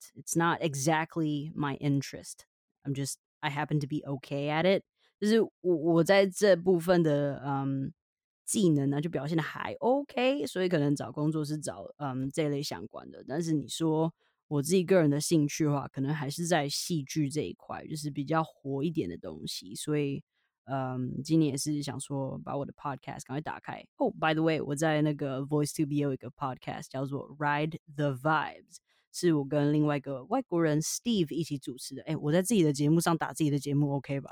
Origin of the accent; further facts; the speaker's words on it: Taiwan; accent: Taiwanese Mandarin; also born or lived in Richmond, British Columbia, Canada; 我今天怎么那么台湾国语